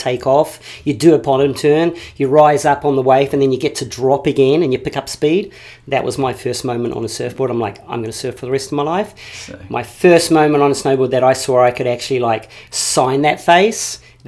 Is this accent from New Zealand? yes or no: yes; Lower Hutt, Wellington, New Zealand; first language English; moved away as an adult; also born or lived in Switzerland / Europe; So I'm obviously a Kiwi. I was born and raised in Korokoro, which is in the bay in Wellington, in the Hutt Valley, up on a hill.